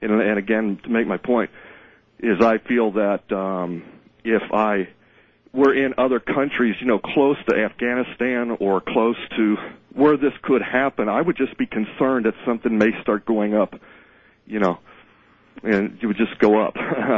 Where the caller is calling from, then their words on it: Cincinnati, Ohio, United States; Yes, I'm calling from Cincinnati, Ohio.